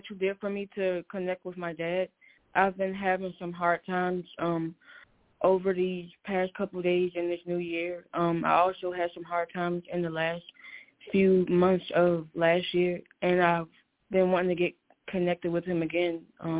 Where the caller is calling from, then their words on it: Maryland, United States; 301-520-6072, Maryland.